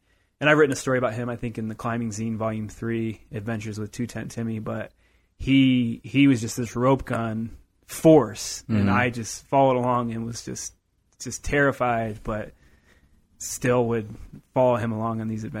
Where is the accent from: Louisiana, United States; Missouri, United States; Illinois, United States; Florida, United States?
Illinois, United States; Normal; Yeah, so I grew up in the flatlands of Illinois, Normal, Illinois.